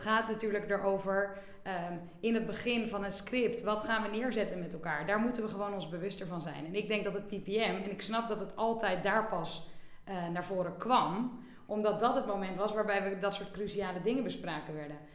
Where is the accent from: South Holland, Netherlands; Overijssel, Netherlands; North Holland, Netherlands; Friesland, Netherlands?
North Holland, Netherlands; Bergen; also born or lived in Amsterdam; geboren in Amsterdam, maar opgegroeid in Bergen eh, aan zee.